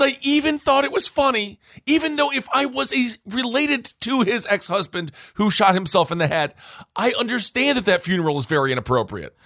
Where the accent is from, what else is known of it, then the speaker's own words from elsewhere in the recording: Stevens Point, Wisconsin, United States; growing up in Stevens Point, Wisconsin